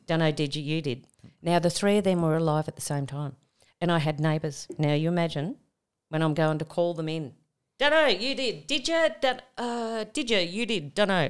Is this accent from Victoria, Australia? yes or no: no; Tamworth, New South Wales, Australia; moved away; also born or lived in Sydney; I was from Tamworth.